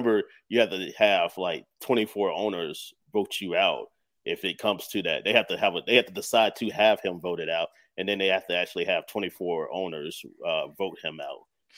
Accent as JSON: {"language": "English", "region": "North Carolina", "country": "United States", "tie": "born or raised there", "said": "I grew up in North Carolina."}